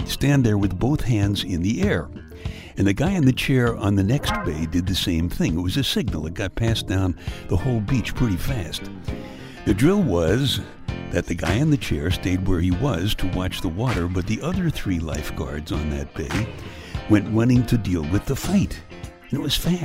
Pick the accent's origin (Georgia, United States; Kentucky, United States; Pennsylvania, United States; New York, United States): New York, United States; New York City; I was born and raised in Brooklyn, where you can go 10 blocks and never leave the scene of a fight.